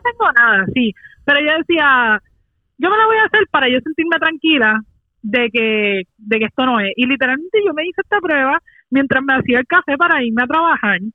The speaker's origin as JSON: {"language": "Spanish", "country": "Puerto Rico", "said": "nuestra isla"}